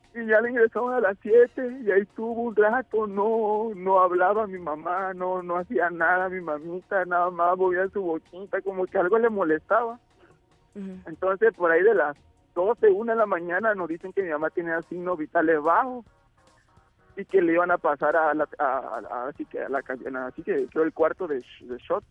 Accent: Tabasco, Mexico; somos tabasqueños

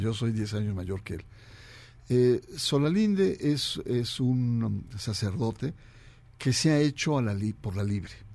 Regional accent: Mexico

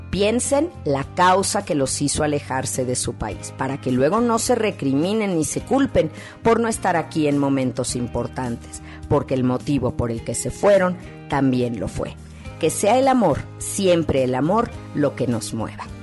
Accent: Mexico; aprendamos que un poquito de México viaja a donde nosotros estemos. Así que seamos buenos mexicanos en el extranjero.

